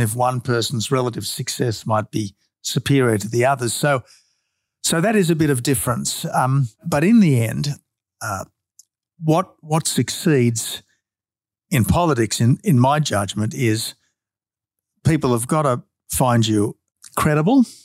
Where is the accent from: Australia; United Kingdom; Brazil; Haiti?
Australia